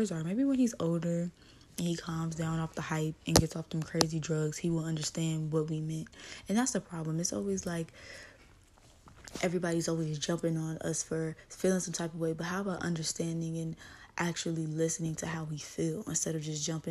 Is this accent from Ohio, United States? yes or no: no; Los Angeles, California, United States; I grew up in Watts, California